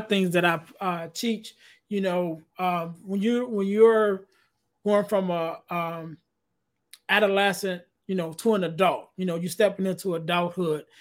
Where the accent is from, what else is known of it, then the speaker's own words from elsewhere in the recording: Chicago, Illinois, United States; I'm from Chicago